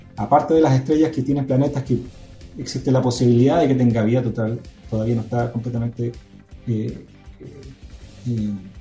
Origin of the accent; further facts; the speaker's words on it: Chile; como astrónomo chileno